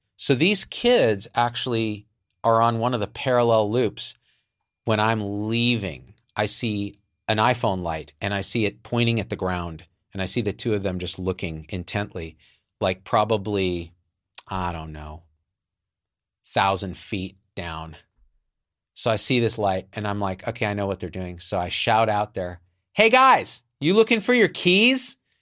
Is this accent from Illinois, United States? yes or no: no; New Jersey, United States; I'm from New Jersey, too. Like, that shit, it's like in the blood